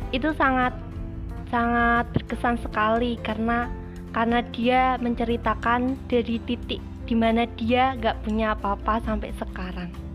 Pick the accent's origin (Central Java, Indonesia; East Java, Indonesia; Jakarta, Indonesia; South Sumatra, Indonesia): Central Java, Indonesia; Jepara; Saya berasal dari Sumanding, Kebang, Jepara